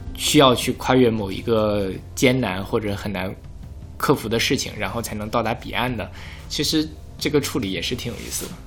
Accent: northern China, China; 我是北方人

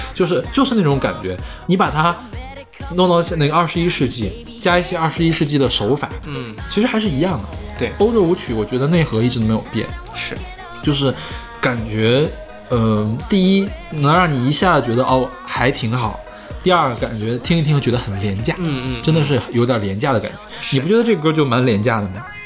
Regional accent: Heilongjiang, China; moved away; also born or lived in Beijing; 我叔叔原来是在我们黑龙江那边当医生

